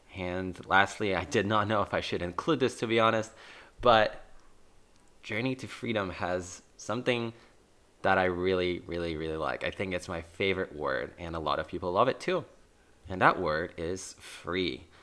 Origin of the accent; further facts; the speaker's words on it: Warsaw, Masovian Voivodeship, Poland; I was originally born and raised in Warsaw, Poland